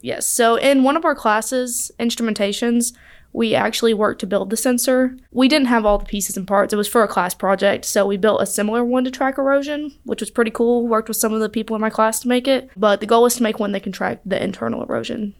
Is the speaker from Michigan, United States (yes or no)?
no; Chelsea, Alabama, United States; I'm from Birmingham